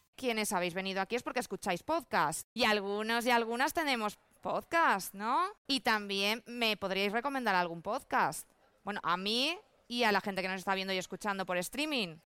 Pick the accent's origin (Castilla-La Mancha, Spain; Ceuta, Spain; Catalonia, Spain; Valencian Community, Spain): Valencian Community, Spain; yo soy valenciana